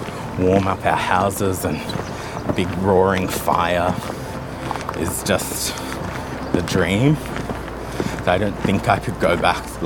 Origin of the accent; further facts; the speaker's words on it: Australia; now in Tobermory, Isle of Mull, United Kingdom; growing up in Australia, like, our houses are really open plan